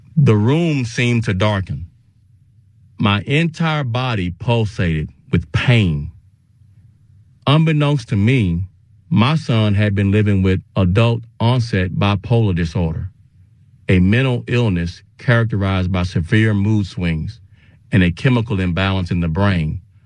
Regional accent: Dallas, Texas, United States; also born or lived in Austin, Texas; returning to my hometown during the summer after my sophomore year of college

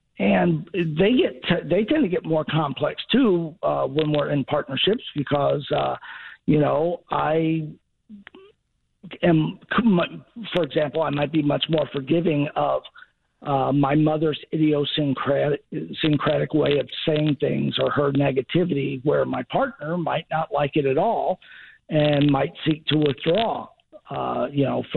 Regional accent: Chicago, Illinois, United States; moved away; also born or lived in Southern United States; even though I grew up in Chicago, I'm a Southerner by family and most of my life

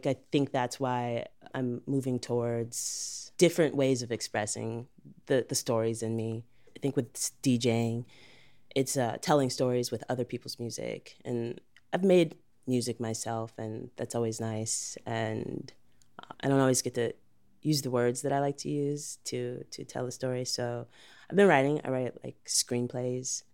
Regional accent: Chicago, Illinois, United States; I'm from Chicago, Illinois. Grew up all around, mostly on the South Side, Hyde Park, Bronzeville.

